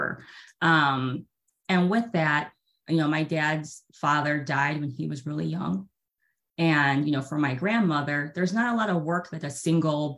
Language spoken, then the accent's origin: English; Chicago, Illinois, United States; we grew up in Chicago, Illinois area